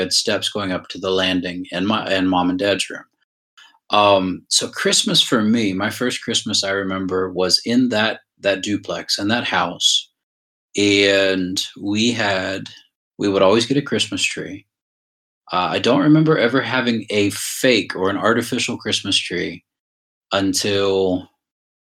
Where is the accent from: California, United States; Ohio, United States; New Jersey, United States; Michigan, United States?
Ohio, United States; Shelby; also born or lived in Brunswick, Georgia; We moved back up to Shelby, Ohio